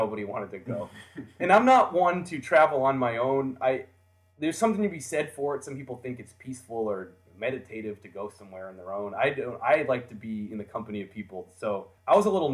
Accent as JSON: {"language": "English", "country": "United States", "said": "I'm a fan from America"}